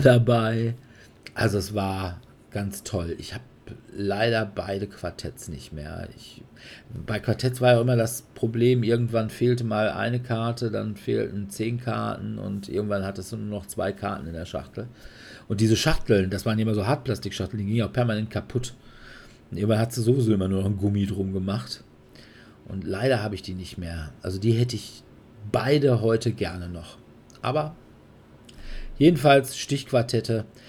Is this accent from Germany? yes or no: yes; Sauerland, North Rhine-Westphalia, Germany; ich bin gebürtiger Sauerländer